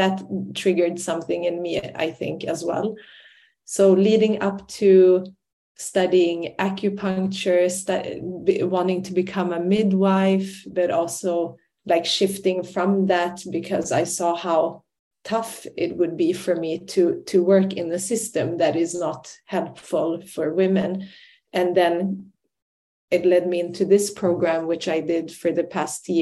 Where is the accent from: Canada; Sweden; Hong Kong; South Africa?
Sweden; moved away as an adult; also born or lived in Iraqi Kurdistan / Ireland; I grew up in Sweden, but I'm Kurdish by ethnicity and culture and language